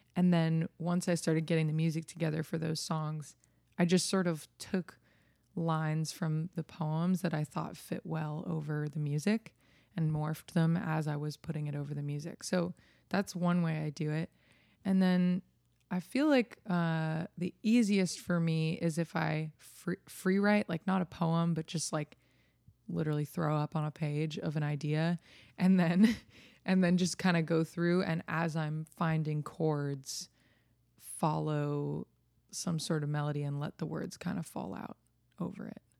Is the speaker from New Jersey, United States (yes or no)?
yes; New Jersey, United States; moved away as an adult; now in Nashville, United States; a little girl growing up in New Jersey